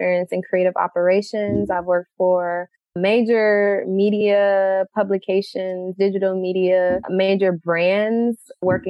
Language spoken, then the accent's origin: English; Detroit, Michigan, United States; moved away as an adult; also born or lived in Florida; now in Brooklyn, United States; Originally, I'm from Detroit, Michigan.